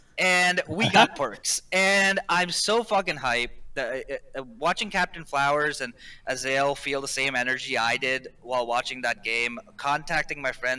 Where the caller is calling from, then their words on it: King of Prussia, Pennsylvania, United States; King of Prussia. I don't know if you remember me calling like way back when.